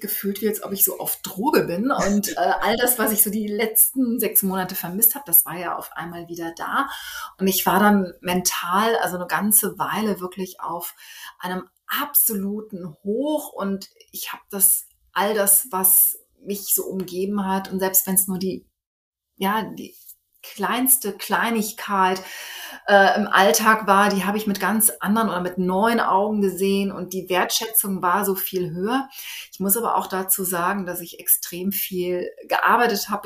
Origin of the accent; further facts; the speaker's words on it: Cologne, North Rhine-Westphalia, Germany; moved away as an adult; now in Melbourne, Australia; in meiner Heimat, also in den Heimatort passe, aus dem ich nun komme. Also ähm, Stadtteil von Köln